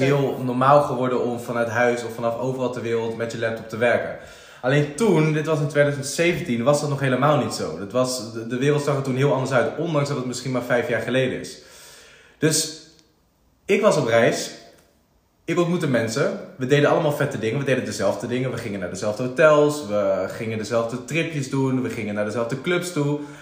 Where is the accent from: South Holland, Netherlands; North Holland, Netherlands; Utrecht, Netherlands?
Utrecht, Netherlands; around; also born or lived in IJsselstein; eigenlijk altijd eh, ja, rondom Utrecht opgegroeid